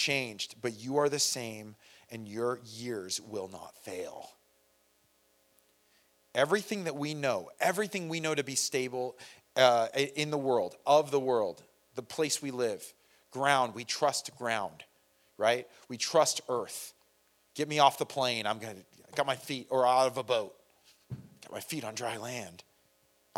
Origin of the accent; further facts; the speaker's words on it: San Bernardino, California, United States; I'm Irish and I'm from San Bernardino